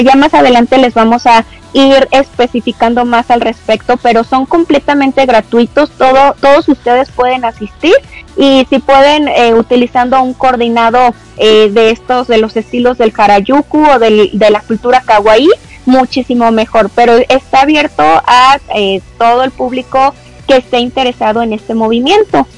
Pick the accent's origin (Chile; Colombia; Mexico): Mexico; me di a conocer eh, tanto en mi país